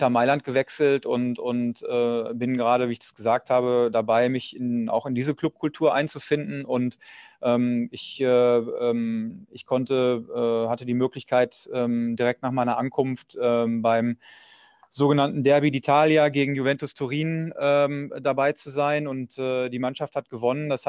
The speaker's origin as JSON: {"language": "German", "town": "Dortmund", "region": "North Rhine-Westphalia", "country": "Germany", "tie": "born there", "said": "dadurch, dass ich so lange bei Borussia Dortmund gearbeitet habe und auch gebürtiger Dortmunder bin"}